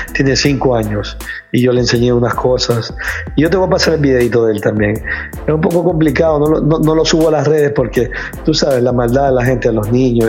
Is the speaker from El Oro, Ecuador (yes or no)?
no; Guayaquil, Guayas, Ecuador; now in United States; resido en los Estados Unidos, soy guayaquileño, ecuatoriano